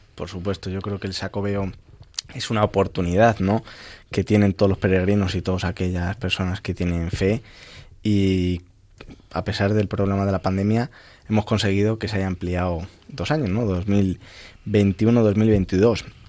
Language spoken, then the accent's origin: Spanish; El Arenal, Castile and León, Spain; desde mi pueblo, desde el Arenal, en la provincia de, Ávila